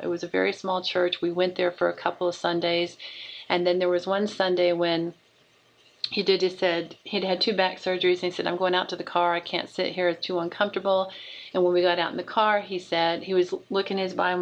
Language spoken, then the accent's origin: English; Oklahoma, United States; moved away; also born or lived in Dayton, Ohio; Oklahoma was my home state